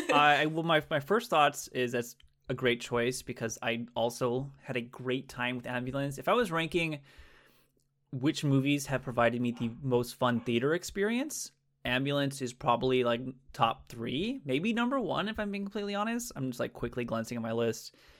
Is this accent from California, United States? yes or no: yes; California, United States; I am from the West Coast, uh, California, the greatest state in the nation